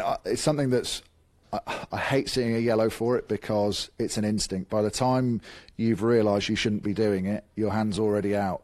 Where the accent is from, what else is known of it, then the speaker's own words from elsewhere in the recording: England, United Kingdom; I'm English